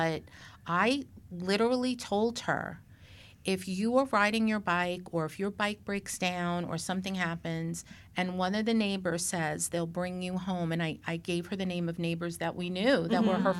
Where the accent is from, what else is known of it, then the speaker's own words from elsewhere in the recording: New York City, New York, United States; moved away; I grew up in Brooklyn